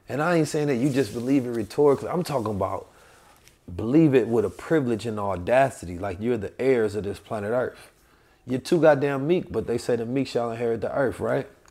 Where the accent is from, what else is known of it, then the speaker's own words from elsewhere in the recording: St. Louis, Missouri, United States; also born or lived in Oakland, California; I'm from Oakland, California, grew up in Saint Louis